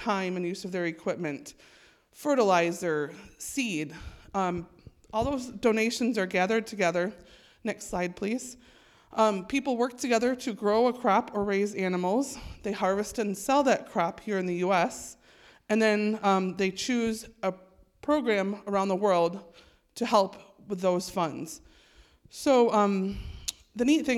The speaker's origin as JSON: {"language": "English", "town": "Holland", "region": "Michigan", "country": "United States", "said": "I'm from Holland, Michigan, and I've worked for Growing Hope Globally for almost 6 years now"}